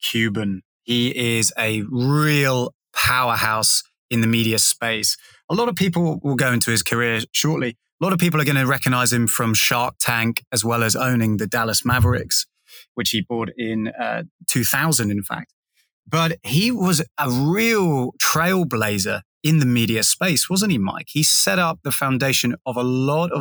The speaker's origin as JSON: {"language": "English", "region": "England", "country": "United Kingdom", "moved": "yes", "lives_now": "Sydney, Australia", "said": "as an Englishman"}